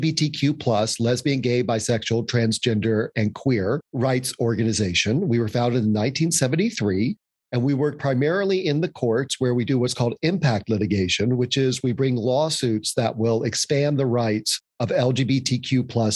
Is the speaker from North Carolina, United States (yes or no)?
yes; Louisville, North Carolina, United States; now in New York City, United States; I was born and I grew up in what was then an unincorporated town called Louisville, North Carolina.